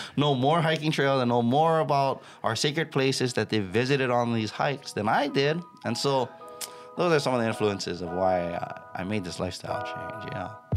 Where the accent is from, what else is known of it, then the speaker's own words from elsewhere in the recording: Waianae, Hawaii, United States; I grew up in a tough town. I grew up in Waianae.